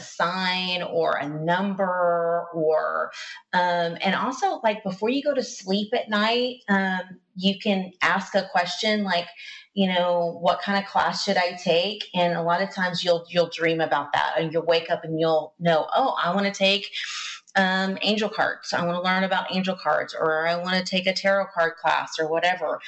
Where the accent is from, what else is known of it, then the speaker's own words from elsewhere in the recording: the South, United States; I'm from the South. We say things different.